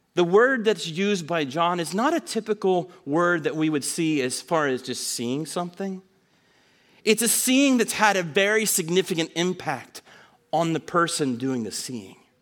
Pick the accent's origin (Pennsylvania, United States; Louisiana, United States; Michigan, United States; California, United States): Pennsylvania, United States; Snyder County; growing up in Snyder County, which is about an hour north and a little west of here